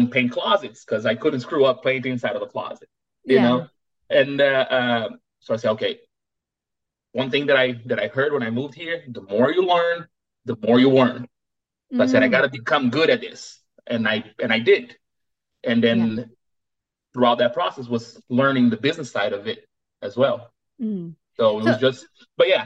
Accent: Brazil; moved away as an adult; also born or lived in United States; now in Houston, United States; I was born and raised in Brazil. I moved to the United States in 2005

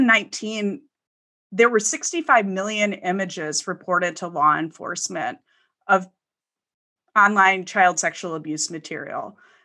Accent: Midwest, United States; Growing up in the Midwest, that wasn't a super common path that I saw people trudge through.

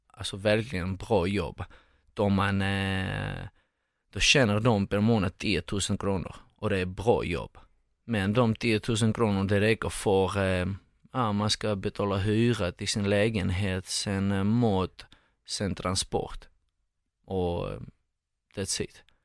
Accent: Moscow, Russia; Swedish is a second language; moved away as an adult; also born or lived in Georgia / Saint Petersburg, Russia; now in Sweden; sen eh, i Moskva 15-14 år. Så jag eh, gick, till, gick i skolan där och eh, växte upp där i Ryssland.

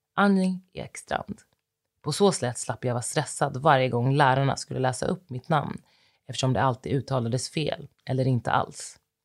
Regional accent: Värmdö, Stockholm County, Sweden; Jag är uppvuxen i en svensk familj på Värmdö

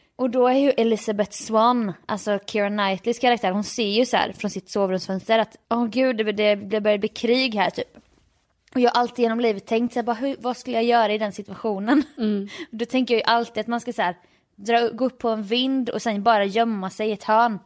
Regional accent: Jönköping, Jönköping County, Sweden; jag är från Jönköping

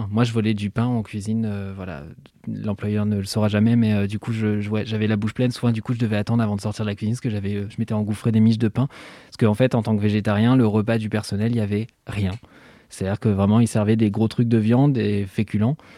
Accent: Switzerland; Alors pour le contexte, merci Mimi, je suis suisse, donc ce n'est pas Macron et c'est tant mieux

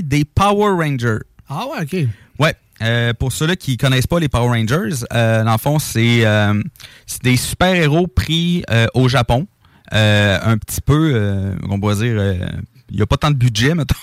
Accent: Quebec, Canada

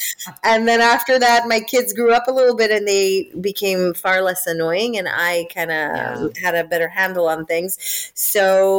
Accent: Israel; accent: American; now in United Kingdom; I live in the UK, but I'm originally from Israel. And the number one question I get asked is, why do I sound American?

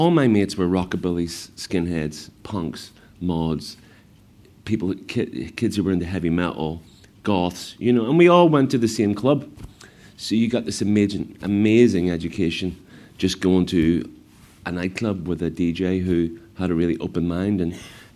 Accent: Belfast, Northern Ireland, United Kingdom; growing up in Belfast in the 70s, most of the time you just weren't allowed out

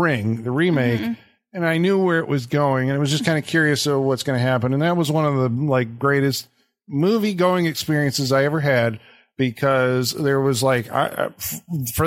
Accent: United States; I'm an American.

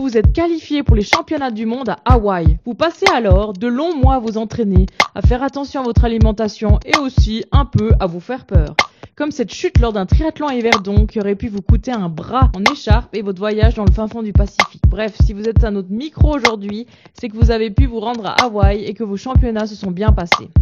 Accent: Switzerland; chez nous à Rapperswil ou à Thun

